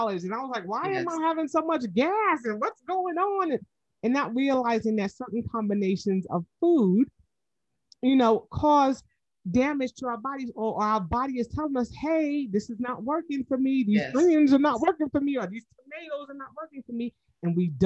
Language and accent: English; New York, United States; now in Georgia, United States; my grandmother was born here in Georgia, and I'm even though I'm from New York